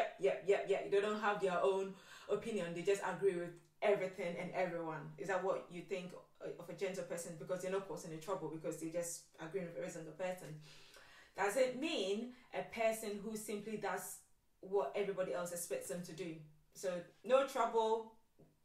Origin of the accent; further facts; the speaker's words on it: Ghana; So I went to boarding school in Ghana. I was born in Ghana and I went to boarding school like at the age of 6 years old.